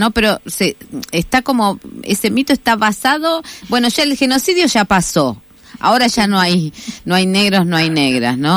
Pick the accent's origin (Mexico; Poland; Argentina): Argentina; Si, este, si en realidad los argentinos somos argentinos, no decimos afroitaliano, no decimos.